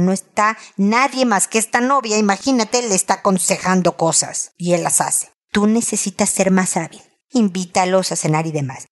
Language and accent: Spanish; Mexico; moved away as an adult; now in Chile; Yo vengo de México